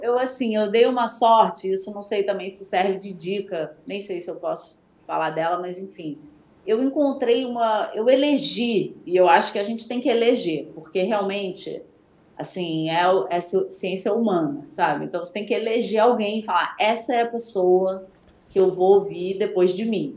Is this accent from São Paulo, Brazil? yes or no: no; Bahia, Brazil; eu sou baiana